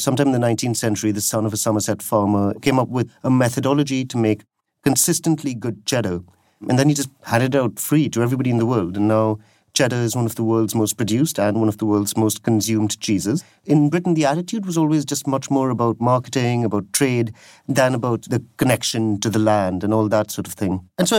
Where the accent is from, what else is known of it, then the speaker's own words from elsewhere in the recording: India; now in United Kingdom; Bear in mind, I come from India